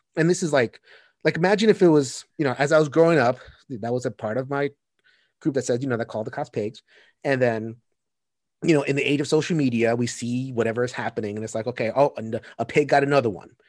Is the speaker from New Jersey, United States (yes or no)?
no; New York City, New York, United States; I grew up in Sunset Park, Brooklyn